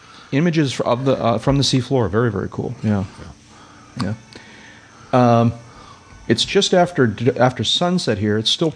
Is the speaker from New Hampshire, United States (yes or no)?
yes; New Hampshire, United States; now in Florida, United States; my home state of New Hampshire, which I will return to eventually, although I'm enjoying my stay here in Florida.